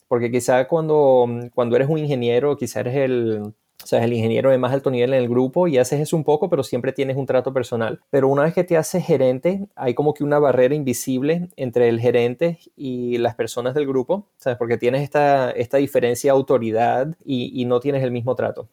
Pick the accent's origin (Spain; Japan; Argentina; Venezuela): Venezuela; Mérida; moved away as an adult; also born or lived in Florida, United States; now in United States; Mérida, Venezuela, por supuesto, que casualmente es donde yo nací. bueno, perdón, perdón, no nací, pero allí me crié